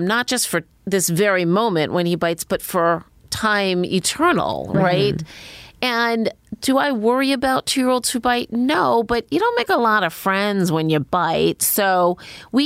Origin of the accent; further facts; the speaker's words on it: Cleveland, Ohio, United States; I grew up in Cleveland